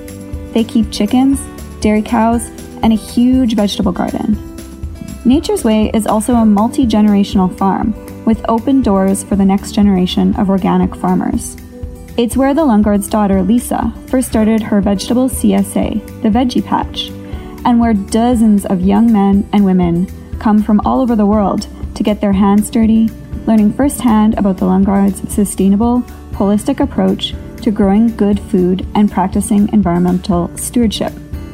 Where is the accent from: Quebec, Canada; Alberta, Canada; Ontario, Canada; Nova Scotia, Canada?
Alberta, Canada; Peace Country; I grew up in the Peace Country